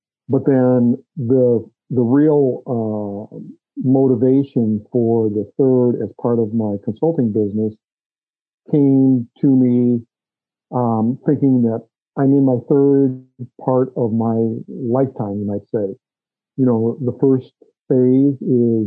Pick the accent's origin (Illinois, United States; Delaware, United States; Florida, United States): Illinois, United States; Chicago; moved away as an adult; also born or lived in Des Moines, Iowa; I grew up in the Chicago area, born and raised there and went to school there